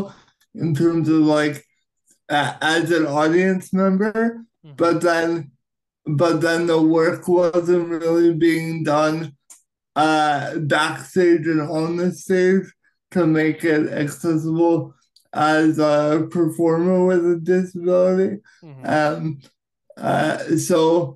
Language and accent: English; Canada; as a Canadian actor